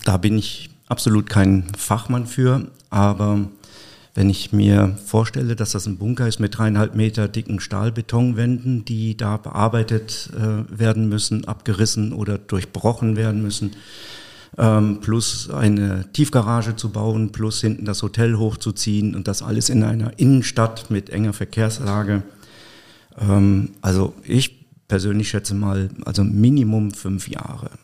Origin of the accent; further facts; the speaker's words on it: Mayen, Rhineland-Palatinate, Germany; moved away as an adult; now in Koblenz, Germany; Ich komme gebürtig aus Mayen, bin äh, vor drei Jahren nach Koblenz gezogen